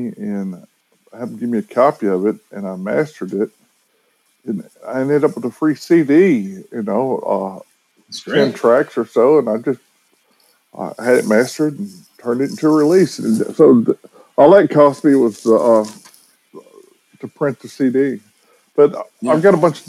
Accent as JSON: {"language": "English", "town": "Lebanon", "region": "Tennessee", "country": "United States", "accent": "southern drawl", "said": "I'm originally from Lebanon, Tennessee"}